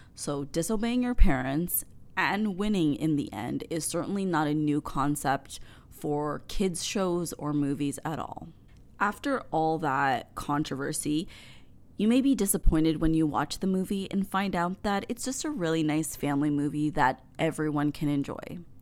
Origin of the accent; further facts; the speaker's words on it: Canada; as a Canadian kid